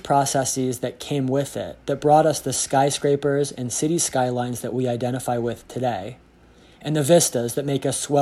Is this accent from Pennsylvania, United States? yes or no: yes; Pittsburgh, Pennsylvania, United States; my hometown, Pittsburgh, Pennsylvania